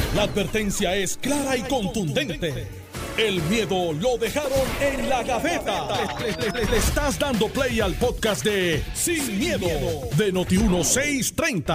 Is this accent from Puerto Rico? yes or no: yes; Guaynabo, Puerto Rico; en el campo en Santa Rosa de Guaynabo o Cantagallo de donde yo soy